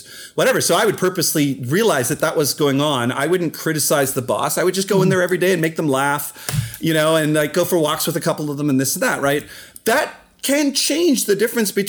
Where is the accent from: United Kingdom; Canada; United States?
Canada; accent: Canadian; my Canadian accent just came out